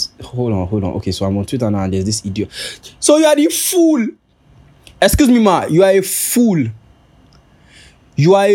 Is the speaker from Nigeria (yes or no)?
yes; Nigeria; I'm Nigerian